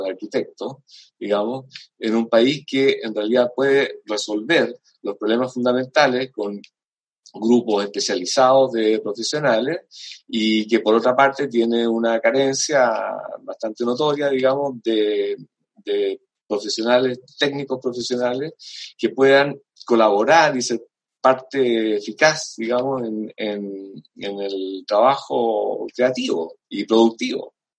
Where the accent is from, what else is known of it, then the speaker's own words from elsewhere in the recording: Chile; nosotros como chilenos